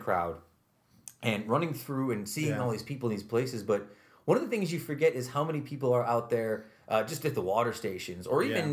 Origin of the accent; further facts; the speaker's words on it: Utica, New York, United States; I grew up in this town. I grew up in South Utica.